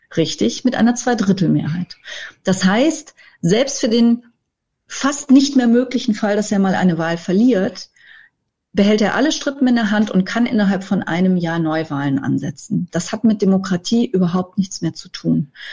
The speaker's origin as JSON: {"language": "German", "country": "Germany", "said": "wir als Deutsche"}